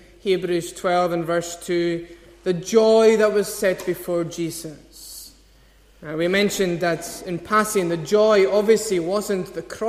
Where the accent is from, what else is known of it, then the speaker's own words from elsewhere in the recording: Scotland, United Kingdom; as Scottish people